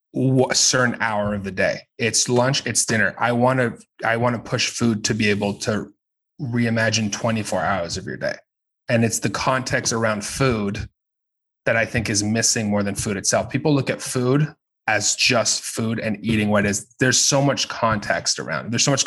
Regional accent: United States; Everything. I'm American.

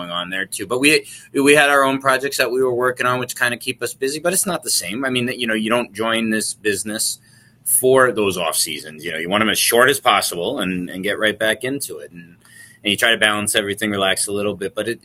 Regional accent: Long Island, New York, United States; moved away as an adult; also born or lived in Cortland, New York; now in Syracuse, United States; I grew up in Long Island

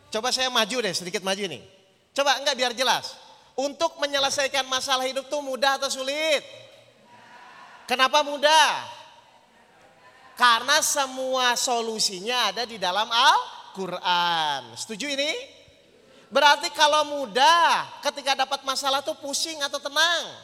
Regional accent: Jakarta, Indonesia; Kita dari Jakarta Bapak Ibu

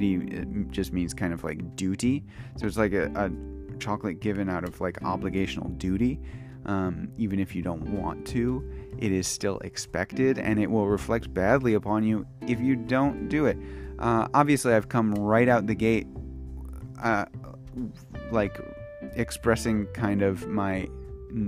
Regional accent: United States; first language English; moved away as an adult; now in Kyoto, Japan; I am an American English teacher in Kyoto, Japan

